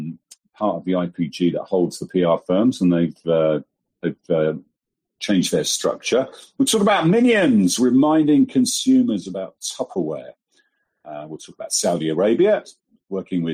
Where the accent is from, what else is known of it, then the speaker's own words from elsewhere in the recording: Folkestone, South East England, United Kingdom; moved away; 10 miles from where I was brought up in Folkestone